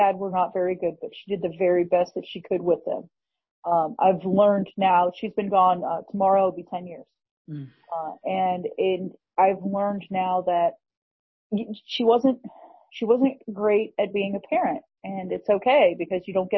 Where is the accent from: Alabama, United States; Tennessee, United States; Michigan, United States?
Alabama, United States; Birmingham; also born or lived in New England; When I was just beginning school age, when I was like five, we moved from New England down to Birmingham, Alabama.